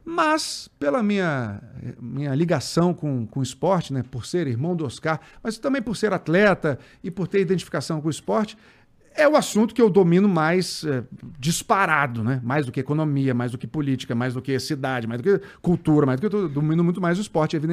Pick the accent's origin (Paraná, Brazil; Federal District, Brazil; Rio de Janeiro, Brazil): Federal District, Brazil; Brasília; also born or lived in Natal; Eu nasci em Natal e com um ano de idade eu fui para Brasília. Tá. Aí em Brasília eu passei a vida inteira, fiz faculdade em Brasília.